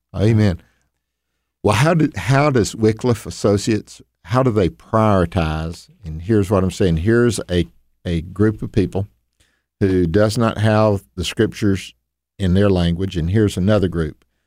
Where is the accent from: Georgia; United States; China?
United States; the American South; accent: Southern drawl; me being a Southerner, they, they look at me like, well, man, he's got that Southern drawl